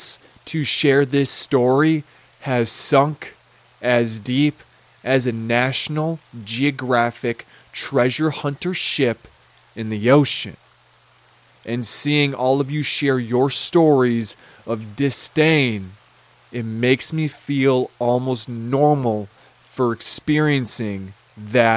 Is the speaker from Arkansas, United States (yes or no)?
no; Lonsdale, Minnesota, United States; when I was little, growing up in Lonsdale, Minnesota, right, I had a house.